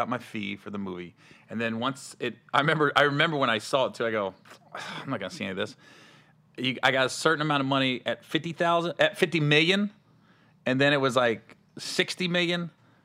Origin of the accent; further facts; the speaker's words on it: Cincinnati, Ohio, United States; We're both from Cincinnati. I said, we Ohio, Southern Ohio